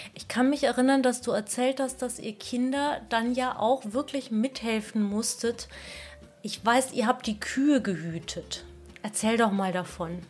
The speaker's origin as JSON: {"language": "German", "town": "Cologne", "region": "North Rhine-Westphalia", "country": "Germany", "tie": "born or raised there", "said": "der Aachener Weiher, ist für mich immer ein wunderschöner Freizeitpark gewesen, wo ich schon als kleines Kind im Winter Schlittschuh gelaufen bin"}